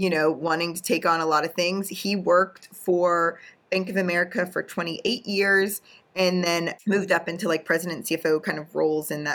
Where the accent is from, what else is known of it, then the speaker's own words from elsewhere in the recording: Pittsburgh, Pennsylvania, United States; I'm from Pittsburgh